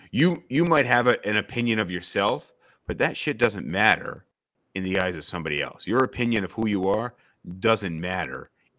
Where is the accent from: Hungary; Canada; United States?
United States; suburbs outside of Albany, New York; I grew up as a white person in a very white community. James and I both grew up in the suburbs outside of Albany, New York, majority white. But I, you know, through my parents, who their parents were immigrants, I'm Swedish, I'm French Canadian